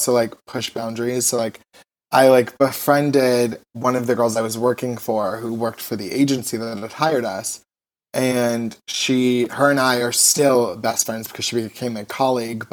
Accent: Las Vegas, Nevada, United States; moved away as an adult; now in Los Angeles, United States; I grew up in Vegas, born and raised

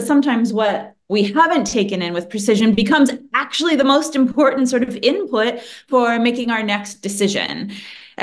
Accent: United States; I'm from the United States

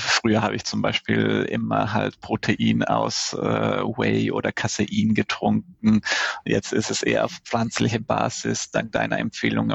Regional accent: Italy; mich als Italiener

